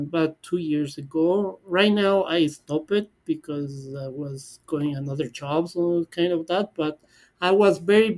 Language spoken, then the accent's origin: English; Quito, Pichincha, Ecuador; English is a second language; moved away as an adult; now in Toronto, Canada; I'm from Quito, Ecuador. It is the capital of Ecuador